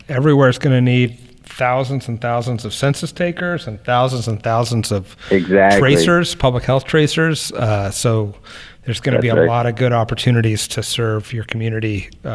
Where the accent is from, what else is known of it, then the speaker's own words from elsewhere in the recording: California, United States; And as a Californian, I appreciate your efforts.